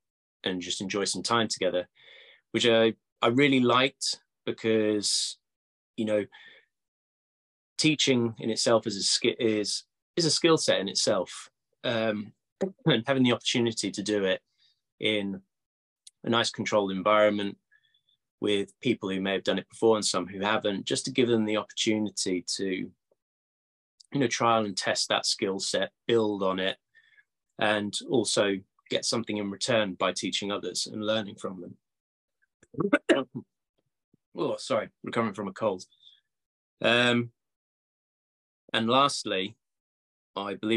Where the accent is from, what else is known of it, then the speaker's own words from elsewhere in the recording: Cambridge, East of England, United Kingdom; moved away; Cambridge, actually, my hometown